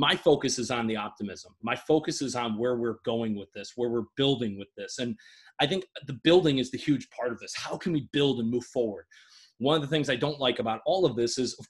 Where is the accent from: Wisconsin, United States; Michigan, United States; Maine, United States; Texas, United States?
Michigan, United States; my home state of Michigan